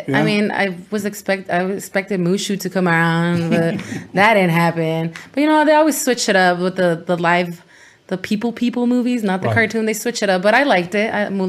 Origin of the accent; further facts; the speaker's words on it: San Bernardino, California, United States; first language Spanish; English is a second language; also born or lived in Glendora, California / El Monte, California / Guanajuato, Mexico / Los Angeles, California; I grew up everywhere. Well, not everywhere. I grew up in San Bernardino.